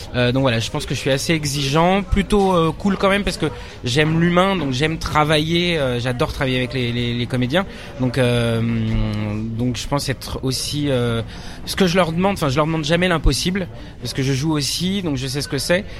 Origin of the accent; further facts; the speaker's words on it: Nanterre, Île-de-France, France; also born or lived in Paris; après j'ai grandi en banlieue parisienne aussi à Nanterre, dans, le, dans les Hauts-de-Seine